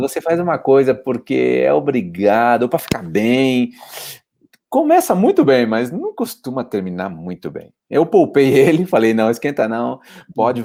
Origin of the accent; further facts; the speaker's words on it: Poá, São Paulo, Brazil; moved away as an adult; now in Spain; eu sou paulistano, nasci na zona leste de São Paulo